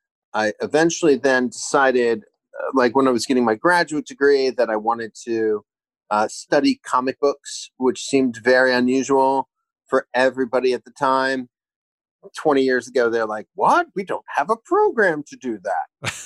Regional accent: Hawaii, United States; born there; I grew up in a military family. I was born in Hawaii. We traveled around a lot.

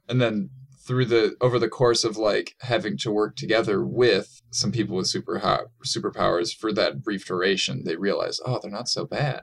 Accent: Saint Paul, Minnesota, United States; physically, I'm from Saint Paul, Minnesota

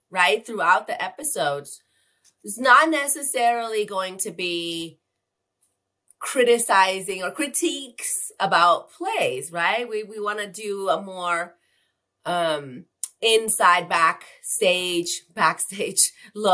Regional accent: Tijuana, Baja California, Mexico; I'm from Tijuana

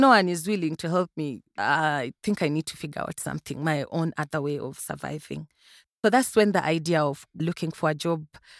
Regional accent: Uganda; I am from Uganda.

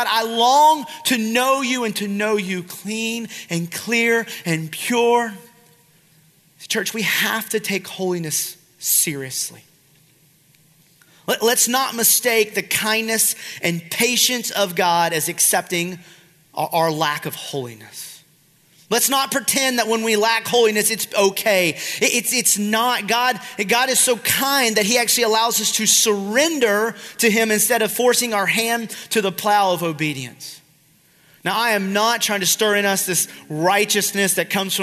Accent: South Georgia, United States; I'm from South Georgia

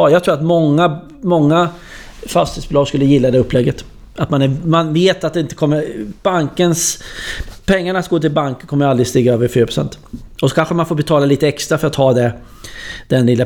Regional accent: Linköping, Östergötland, Sweden; Höra lite dialekt från min hemstad Linköping.

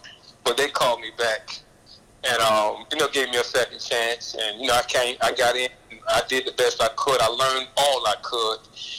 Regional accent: Atlanta, Georgia, United States; born there; Well, actually, I was born in Atlanta.

